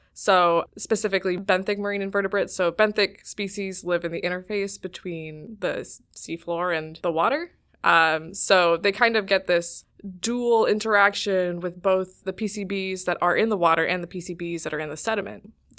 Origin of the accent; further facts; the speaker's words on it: Cleveland, Ohio, United States; I'm from Cleveland, Ohio.